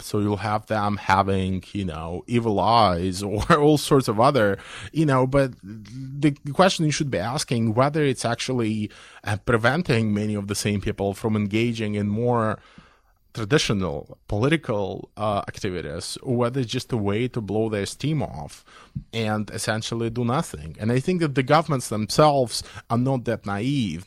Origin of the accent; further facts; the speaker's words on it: Belarus; I come from Belarus